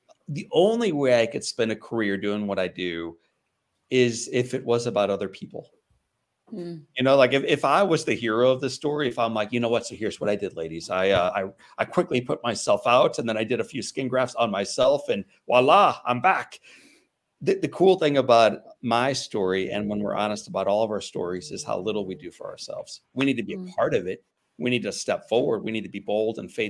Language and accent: English; St. Louis, Missouri, United States; when I was 9 years old, growing up in St. Louis, Missouri